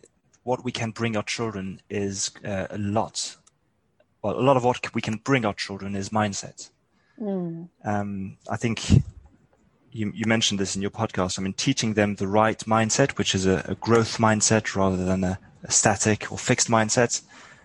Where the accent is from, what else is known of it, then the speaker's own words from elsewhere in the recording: France; My parents were actually British and they brought me up in France.